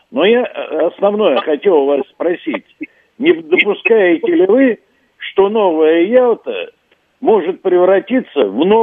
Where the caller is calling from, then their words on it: Moscow, Russia; Я говорю, из Москвы.